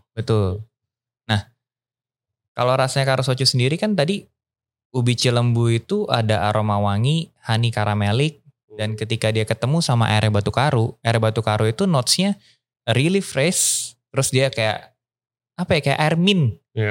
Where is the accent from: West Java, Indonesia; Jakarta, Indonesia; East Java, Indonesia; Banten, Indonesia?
West Java, Indonesia; Bekasi; moved away as an adult; also born or lived in Bogor; now in Bali, Indonesia; kehidupan gua dari Bekasi Grew up di Bekasi and then kuliah ke Bogor